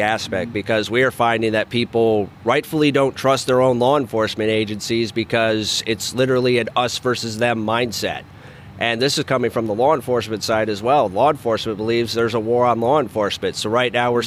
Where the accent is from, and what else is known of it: Colorado, United States; born or raised there